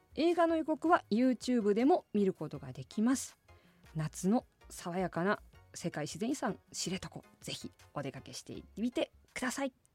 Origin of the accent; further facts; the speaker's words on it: Asahikawa, Hokkaido, Japan; 私の出身地でもあります